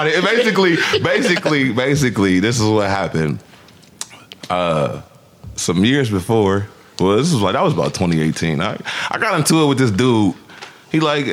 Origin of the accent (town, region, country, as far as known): Canton, Ohio, United States; born or raised there